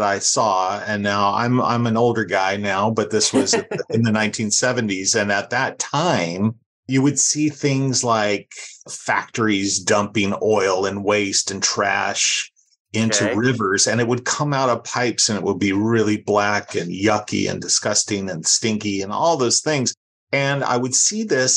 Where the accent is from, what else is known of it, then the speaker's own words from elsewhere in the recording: Los Angeles, California, United States; I grew up in Los Angeles